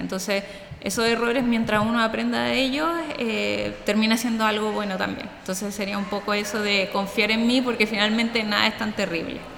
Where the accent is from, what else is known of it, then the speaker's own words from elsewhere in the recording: Santiago, Santiago Metropolitan Region, Chile; somos de Santiago de Chile